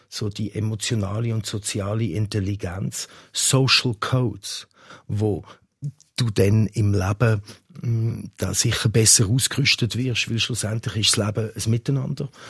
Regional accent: Zurich, Switzerland; also born or lived in England (nationality); Ich bin da in der Nähe auch aufgewachsen

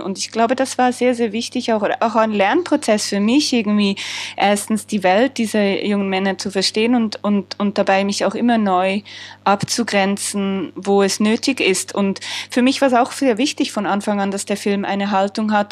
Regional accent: Switzerland; als Schweizerin

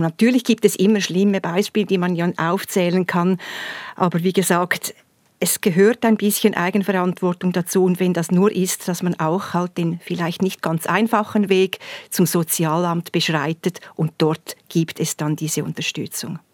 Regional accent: Thurgau, Switzerland; bei uns im Thurgau

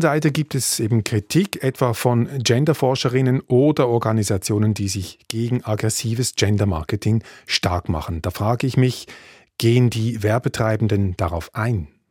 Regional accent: Switzerland; bei uns in der Schweiz

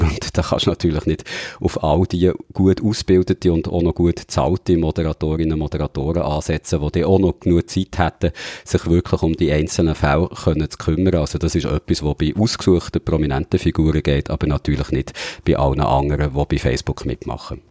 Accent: Switzerland; bei uns in der Schweiz

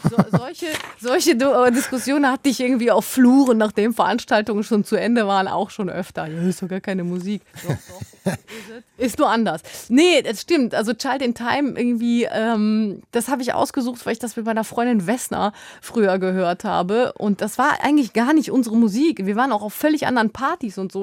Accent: West Germany, Germany; ich bin in Westdeutschland aufgewachsen als Kind von Gastarbeitern

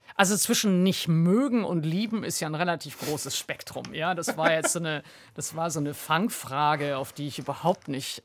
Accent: Wuppertal, North Rhine-Westphalia, Germany; also born or lived in Mülheim an der Ruhr; ich bin im Ruhrgebiet geboren, aber dann äh, zunächst in Wuppertal. Also äh, Mülheim-Ruhr ist mein mhm. Geburtsort

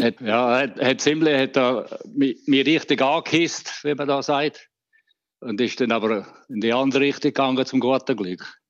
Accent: Graubünden, Switzerland; moved away as an adult; now in Vernon, Canada; als Bündner

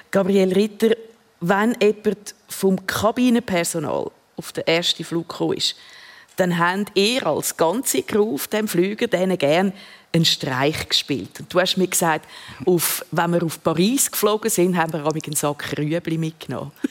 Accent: Switzerland; Ist auch die grösste natürlich da äh, bei uns in der Schweiz.

